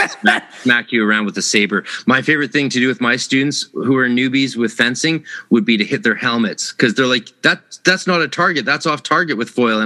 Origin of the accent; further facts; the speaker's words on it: Vancouver, British Columbia, Canada; I'm from Vancouver, same city as Ryan Reynolds